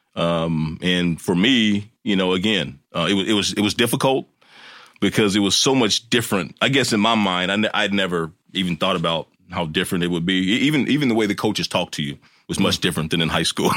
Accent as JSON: {"language": "English", "region": "Kansas", "country": "United States", "tie": "born or raised there", "said": "growing up in Kansas"}